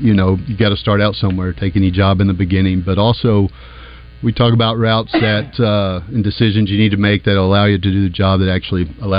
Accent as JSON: {"language": "English", "town": "De Queen", "region": "Arkansas", "country": "United States", "tie": "born or raised there", "also_born_or_lived": "Little Rock, Arkansas", "moved": "as an adult", "said": "I'm originally from the Queen. Born in Little Rock"}